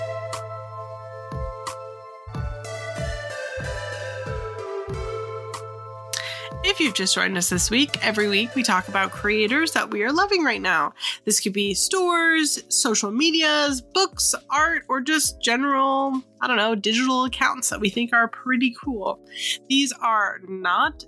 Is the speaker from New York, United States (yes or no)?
no; California, United States; I'm from California